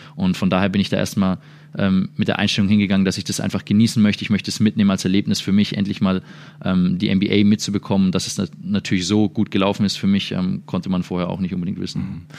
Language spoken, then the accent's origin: German; Würzburg, Bavaria, Germany; moved away as an adult; now in Dallas, United States; der auch aus der gleichen Stadt kommt wie ich